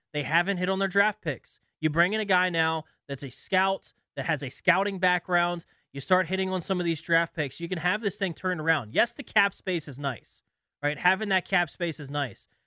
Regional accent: Milwaukee, Wisconsin, United States; moved away; I come from Milwaukee

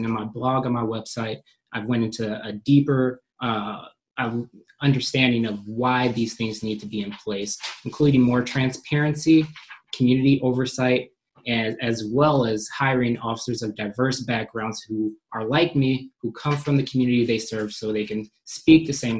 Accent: Dane County, Wisconsin, United States; Growing up in Dane County, one of the statistically worst counties to raise a Black child in the nation, as well as being a Black police officer

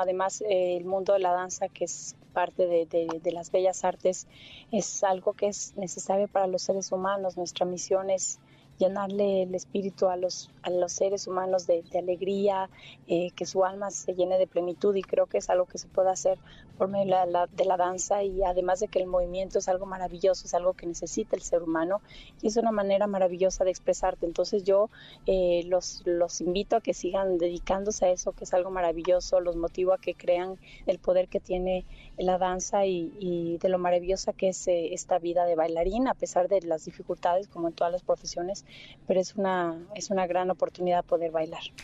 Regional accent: Mexico; moved away; also born or lived in London; llegué de México

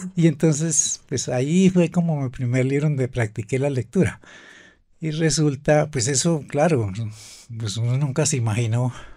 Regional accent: Güicán de la Sierra, Boyacá, Colombia; fue allá a mi tierra, pues allá, por allá estuvimos en el páramo

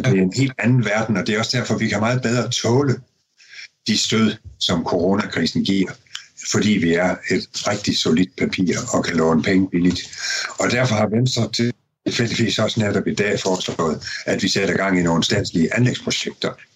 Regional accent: Denmark; vi danskere

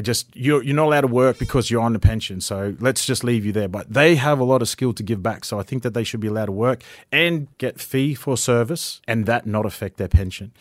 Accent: Ravenswood, Queensland, Australia; also born or lived in Atherton / Cairns; I was born in Atherton, grew up in Ravenswood, came to Cairns for Saint Augustines

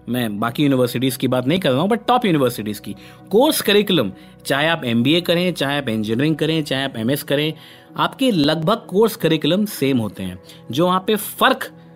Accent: Kanpur, Uttar Pradesh, India; moved away; मैं तो भाई कानपुर से आया हुआ एक सीधा साधा लड़का था

